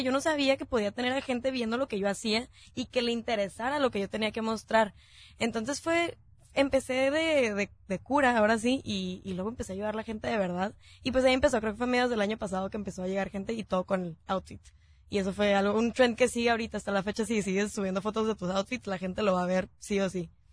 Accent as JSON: {"language": "Spanish", "town": "Tijuana", "region": "Baja California", "country": "Mexico", "said": "somos de Tijuana"}